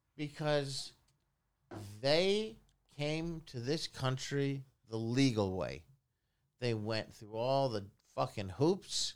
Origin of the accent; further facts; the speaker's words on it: Philadelphia, Pennsylvania, United States; I was born in nineteen seventy-seven in Philadelphia